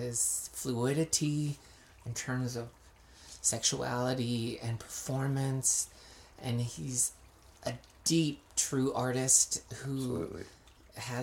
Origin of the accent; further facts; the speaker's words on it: France; now in United States; I do identify as an American, but because I was born in France.